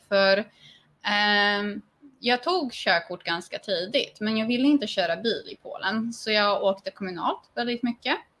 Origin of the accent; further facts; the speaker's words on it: Sweden; now in Poland; jag är svensk